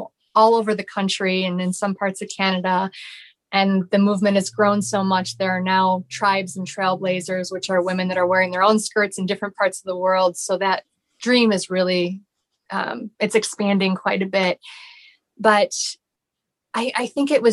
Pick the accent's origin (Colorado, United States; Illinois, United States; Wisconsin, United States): Illinois, United States; Chicago; now in Orlando, United States; I'm from Chicago